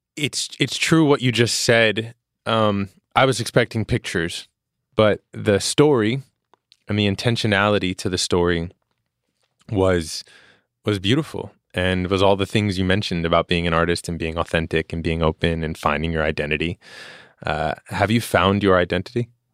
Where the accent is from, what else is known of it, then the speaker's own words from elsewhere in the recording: New York City, New York, United States; growing up in Queens